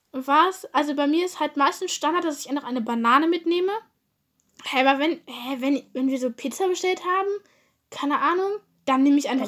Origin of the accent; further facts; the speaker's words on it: Germany; Ich komme aus Deutschland, aber ist auch irgendwie klar, weil ich Deutsch rede